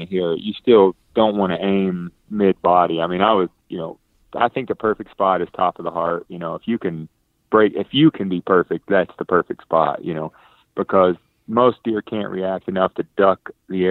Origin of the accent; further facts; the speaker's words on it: North Carolina, United States; growing up in North Carolina